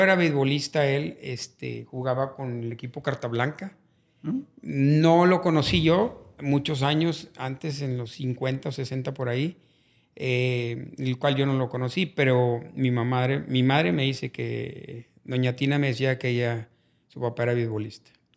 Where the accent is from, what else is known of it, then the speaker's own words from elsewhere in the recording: Monterrey, Nuevo León, Mexico; Realmente en la mera colonia Madero, fue donde yo nací